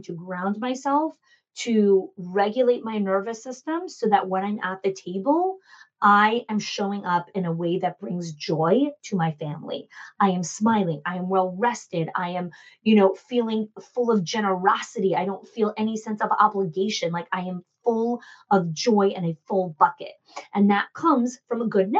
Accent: New Jersey, United States; I grew up in Jersey.

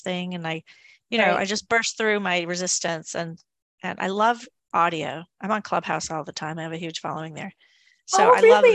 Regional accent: Maine, United States; he's from the state of Maine too. So he's from my home state.

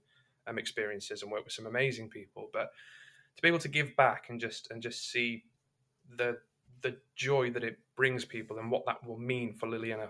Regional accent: Derbyshire, East Midlands, United Kingdom; moved away; also born or lived in London; I was born in the Midlands. I was born in a little mining town in Derbyshire.

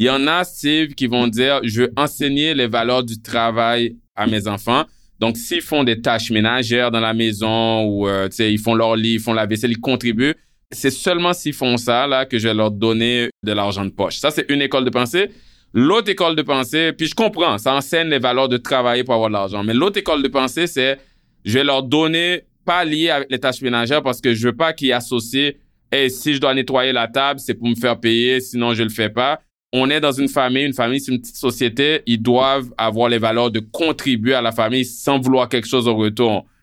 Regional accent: Haiti; moi, quand je suis arrivé d'Haïti, euh, j'avais jamais connu ça, les parents qui donnent une allocation

